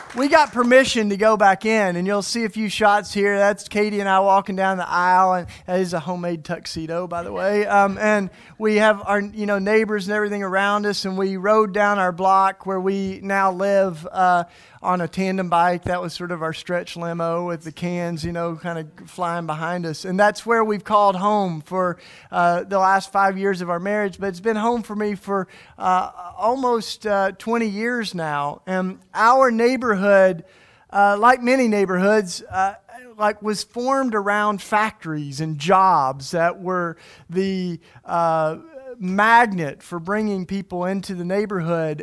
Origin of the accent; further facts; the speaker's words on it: East Tennessee, United States; now in Philadelphia, United States; I grew up in the church, and I grew up in East Tennessee.